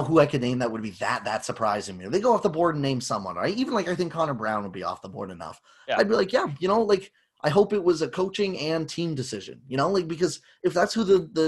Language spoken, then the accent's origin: English; near Toronto, Ontario, Canada; growing up near Toronto